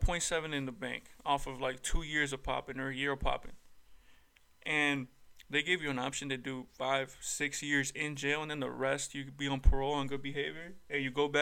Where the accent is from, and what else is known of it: Atlanta, Georgia, United States